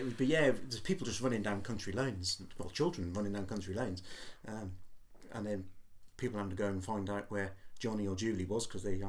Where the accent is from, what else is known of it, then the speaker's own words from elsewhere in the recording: North Wales, United Kingdom; moved away as an adult; now in Portsmouth, United Kingdom; Growing up in Wales